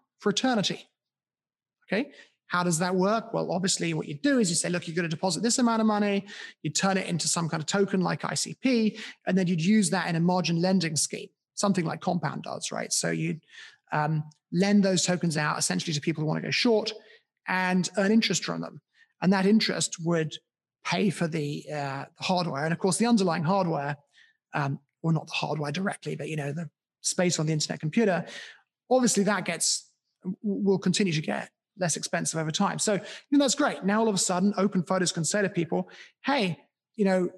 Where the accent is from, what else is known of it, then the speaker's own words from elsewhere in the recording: United Kingdom; my hometown. In my hometown in the UK